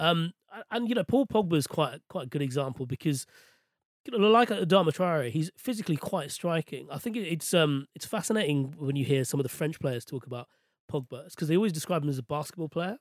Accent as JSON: {"language": "English", "region": "London", "country": "United Kingdom", "tie": "born or raised there", "said": "I was born and raised in West London"}